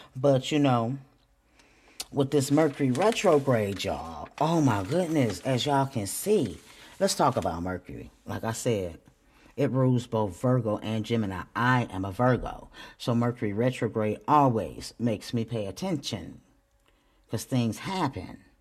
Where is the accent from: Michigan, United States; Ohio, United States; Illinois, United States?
Michigan, United States; Flint; I'm still from Flint. I'm from Flint, Michigan